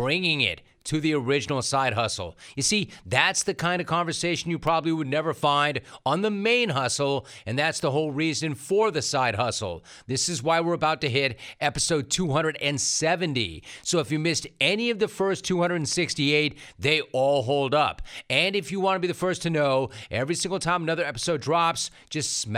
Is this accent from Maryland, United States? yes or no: no; Los Angeles, California, United States; I grew up in Los Angeles. I was born on the West Side. Then my folks had a factory, so we moved to the Valley